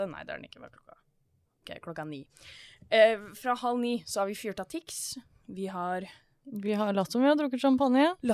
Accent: Bærum, Akershus, Norway; born there; Og det er ikke fordi jeg er fra Bærum, dog født der.

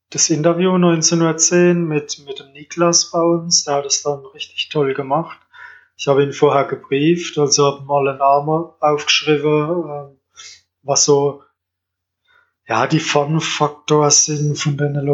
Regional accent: Kandel, Rhineland-Palatinate, Germany; Ja, Kandel.

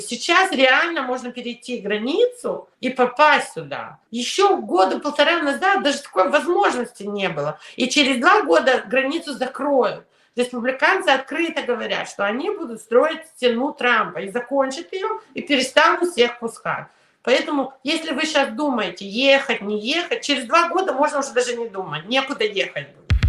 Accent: New York, United States; also born or lived in Ukraine / Soviet Union; я еще выросла в Нью-Йорке и училась в ужасной школе

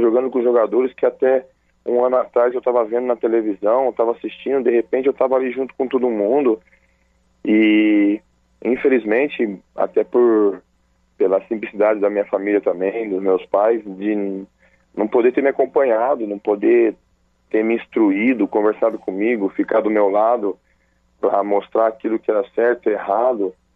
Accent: Cornélio Procópio, Paraná, Brazil; now in Araras, Brazil; Sou de Cornélio Procópio, Paraná.

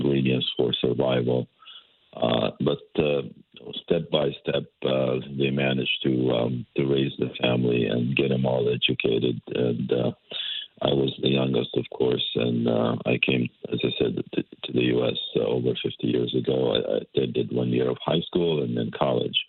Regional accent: West Bank, Palestine; moved away as an adult; now in Connecticut, United States; I was born in the West Bank in 1951 to a Palestinian family who were refugees at the time

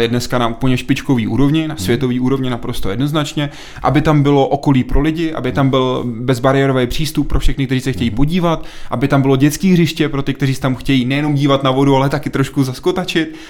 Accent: České Budějovice, South Bohemian Region, Czechia; já jsem z Budějc

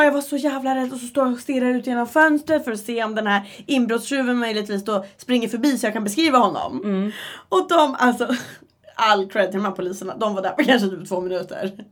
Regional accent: Uppsala, Uppsala County, Sweden; moved away as an adult; also born or lived in Västerås; jag är hemma i Uppsala

